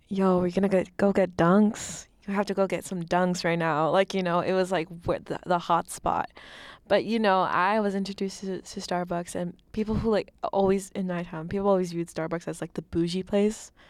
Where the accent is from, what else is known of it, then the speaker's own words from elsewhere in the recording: Boston, Massachusetts, United States; as a Bostonian resident, um, it's hard because I've was, I was raised here